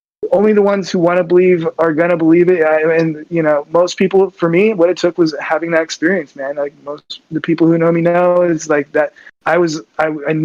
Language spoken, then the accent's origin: English; Southern California, United States; as a young kid growing up in Southern California